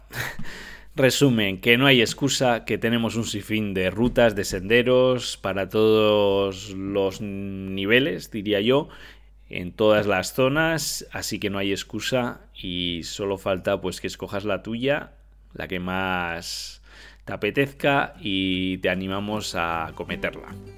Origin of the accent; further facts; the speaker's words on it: Navarre, Spain; yo como Navarro